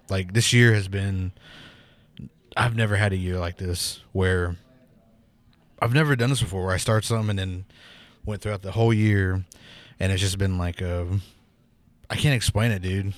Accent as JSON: {"language": "English", "town": "Pawnee", "country": "United States", "said": "I'm from Pawnee"}